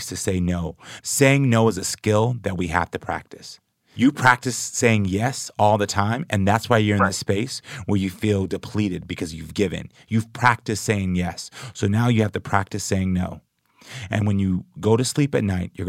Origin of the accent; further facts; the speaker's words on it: Houston, Texas, United States; I was a gay black man growing up in Houston, Texas